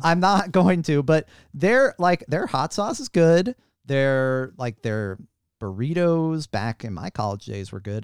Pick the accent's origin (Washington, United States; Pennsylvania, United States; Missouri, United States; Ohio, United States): Missouri, United States; St. Louis; moved away; I'm from Saint Louis, Missouri